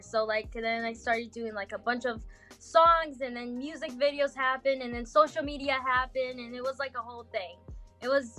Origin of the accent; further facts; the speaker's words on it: France; first language Portuguese; English is a second language; moved away; also born or lived in Goiânia, Brazil; I was raised in France